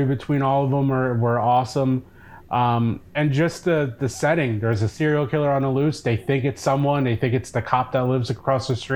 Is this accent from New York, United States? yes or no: no; Cape May, New Jersey, United States; I grew up in Cape May, New Jersey